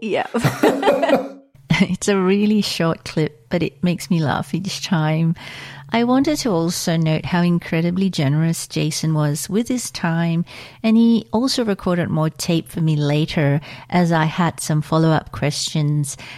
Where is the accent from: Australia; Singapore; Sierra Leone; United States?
Singapore; moved away; also born or lived in London; in Singapore where I grew